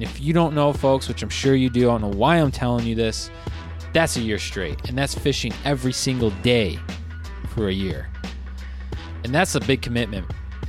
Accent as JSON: {"language": "English", "region": "Midwest", "country": "United States", "lives_now": "Michigan, United States", "said": "I'm a Midwesterner."}